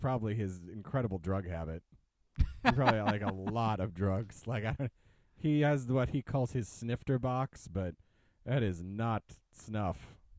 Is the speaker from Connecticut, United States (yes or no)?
no; Mobile, Alabama, United States; from Mobile.